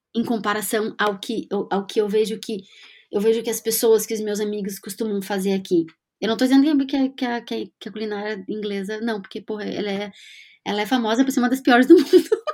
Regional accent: Rio Grande do Sul, Brazil; moved away as an adult; also born or lived in London, United Kingdom / Florianópolis, Brazil; now in Edinburgh, United Kingdom; como gaúcha que somos

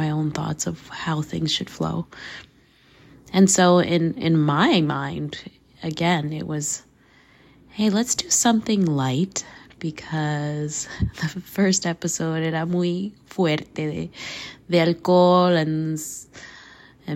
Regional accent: Canada; also born or lived in Costa Rica; So, nací Costa Rica, crecí in Canada

